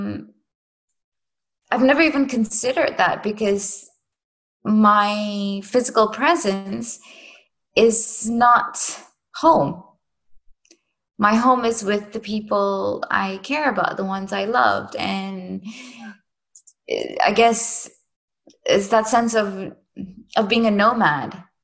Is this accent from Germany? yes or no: no; Singapore; moved away; I am from Singapore, so it's a very regulated place